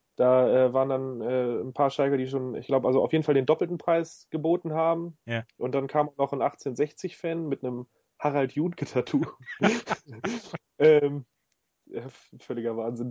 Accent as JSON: {"language": "German", "town": "Hanover", "region": "Lower Saxony", "country": "Germany", "tie": "born or raised there", "said": "ich bin in Hannover geboren"}